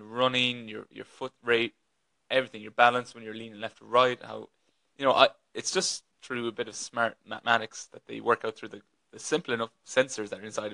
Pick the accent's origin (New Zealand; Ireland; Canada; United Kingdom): Ireland; west of Ireland; now in Dublin, Ireland; I'm just an Irish man living in Dublin, but from the west of Ireland originally